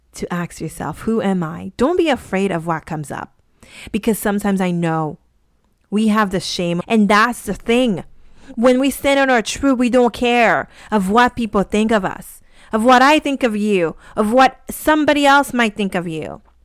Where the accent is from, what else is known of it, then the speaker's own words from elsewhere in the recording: Haiti; I grew up in Haiti in a very conservative kinda town